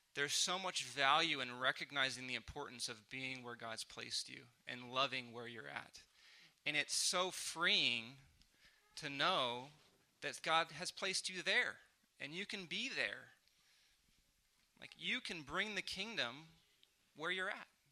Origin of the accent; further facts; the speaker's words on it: San Diego, California, United States; moved away as an adult; now in Oklahoma City, United States; I'm from San Diego.